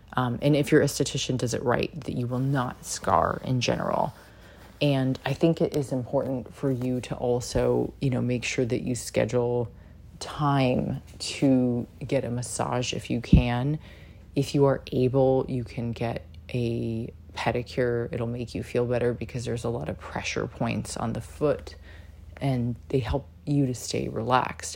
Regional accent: San Diego, California, United States; I'm Polish and Japanese, and I did not look like everybody I grew up with in San Diego

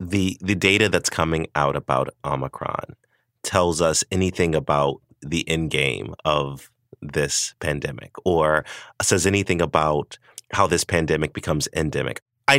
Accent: the South, United States; I'm from the South.

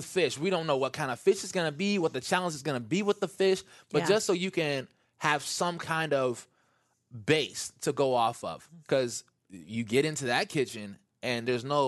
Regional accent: Midwest, United States; I'm from the Midwest.

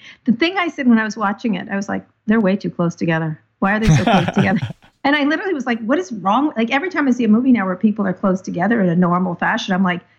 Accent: San Francisco, California, United States; I'm from San Francisco

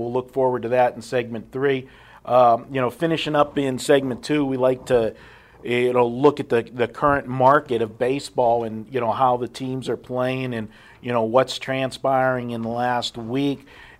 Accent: Pittsburgh, Pennsylvania, United States; now in Las Vegas, United States; my hometown Pittsburgh Pirates

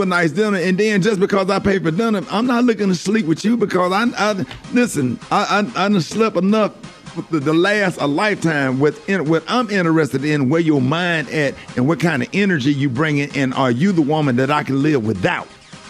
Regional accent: Birmingham, Alabama, United States; you know I'm from Birmingham, Alabama

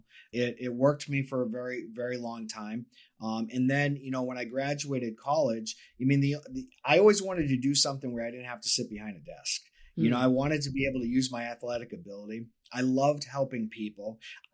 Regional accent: Cape Cod, Massachusetts, United States; now in Florida, United States; I'm from Massachusetts, Boston area. Cape Cod is where I was born and raised

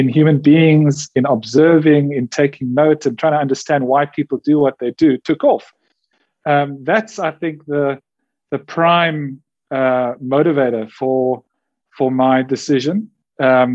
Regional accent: Cape Town, Western Cape, South Africa; I'm born and bred in Cape Town. I grew up very much in the 80s

